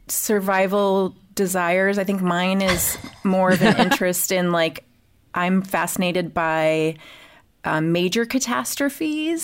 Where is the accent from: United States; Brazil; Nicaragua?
United States; Ohio; moved away; I'm from Ohio